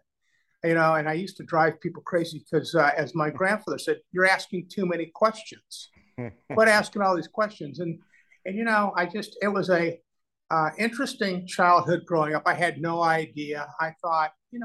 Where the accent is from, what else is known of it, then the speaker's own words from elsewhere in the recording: Omaha, Nebraska, United States; moved away; it was a nice childhood, especially growing up in Omaha